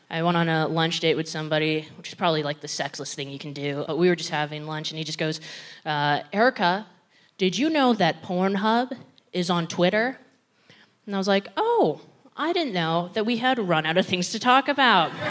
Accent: Philippines; I think it should be blatantly obvious that I'm Filipino

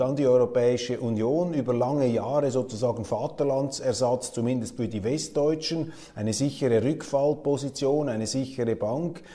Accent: Switzerland; als Schweizer

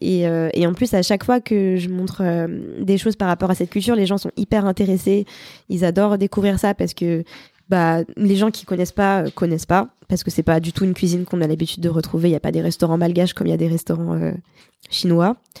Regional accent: Paris, Île-de-France, France; also born or lived in Montpellier; j'ai vécu là-bas à peu près 5 ans. Et puis ensuite, on est monté à Paris pour le travail de mon papa. Et on est resté là

